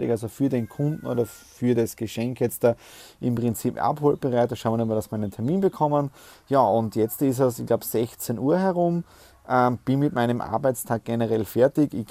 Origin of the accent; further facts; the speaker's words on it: Tyrol, Austria; now in Graz, Austria; Ich komme ursprünglich aus Osttirol, bin auch seit sechs Jahren in Graz